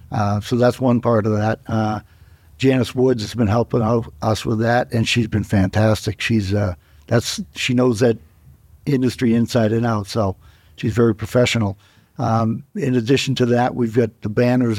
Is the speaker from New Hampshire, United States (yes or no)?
yes; Dover, New Hampshire, United States; also born or lived in Colorado; I grew up in Dover. I'm a Dover native.